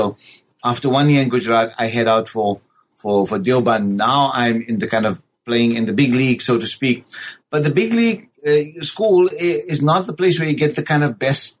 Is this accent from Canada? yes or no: no; South Africa; born and raised in South Africa, the question of your existential presence in South Africa as a person of a brown skin in a white-dominated South Africa